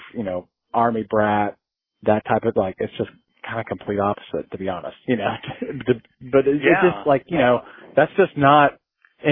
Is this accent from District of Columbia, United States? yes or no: no; Guymon, Oklahoma, United States; I'm from Guymon.